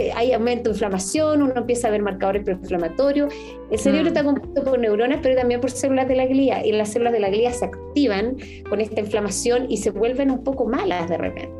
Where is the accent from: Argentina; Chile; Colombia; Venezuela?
Chile; somos el país de Latinoamérica más envejecido